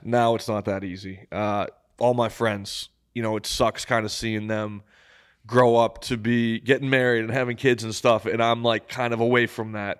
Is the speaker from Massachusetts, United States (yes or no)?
yes; Massachusetts, United States; I'm from Massachusetts.